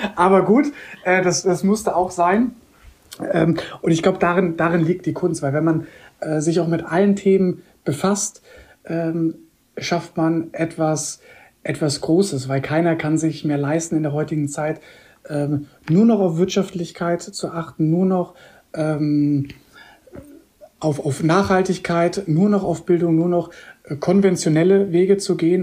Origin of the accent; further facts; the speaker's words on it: Koblenz, Rhineland-Palatinate, Germany; moved away as an adult; also born or lived in Munich / Switzerland / Bahrain; bin tatsächlich auch hier in Koblenz groß geworden, zur Schule gegangen. Also ich bin 2019 wieder zurück in meine Heimat gekommen